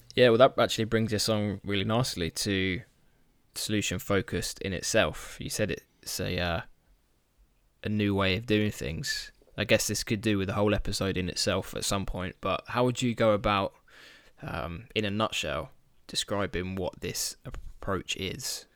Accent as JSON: {"language": "English", "country": "United Kingdom", "said": "I'm a boring Brit"}